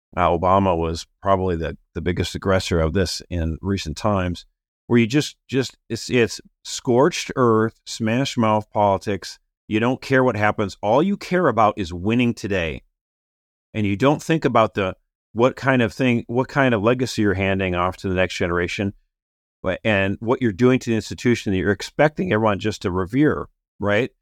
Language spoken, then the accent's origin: English; Minneapolis, Minnesota, United States; my hometown in Minneapolis